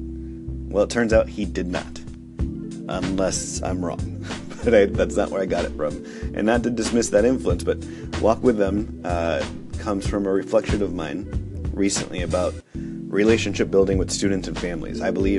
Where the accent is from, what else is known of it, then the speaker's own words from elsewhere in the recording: New York City, New York, United States; first language Spanish; English is a second language; I grew up here in the United States speaking English, which is true, but I probably meant to also add that I spoke Spanish. In fact, Spanish was my first language, and then I learned English from preschool and kindergarten.